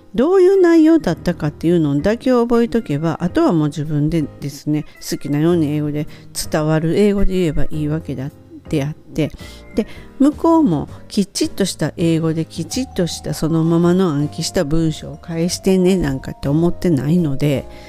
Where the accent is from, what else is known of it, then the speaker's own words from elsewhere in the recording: Japan; first language Japanese; moved away as an adult; also born or lived in United States; 生まれ育った日本